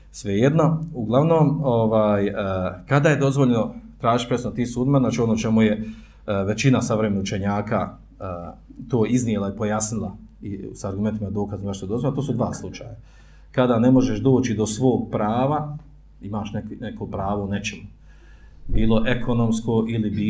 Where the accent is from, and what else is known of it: Bosnia & Herzegovina